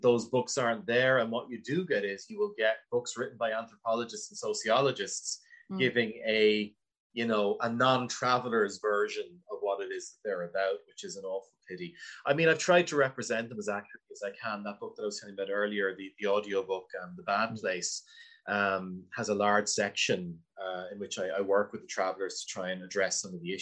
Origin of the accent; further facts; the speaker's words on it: Wexford, Leinster, Ireland; I grew up in Wexford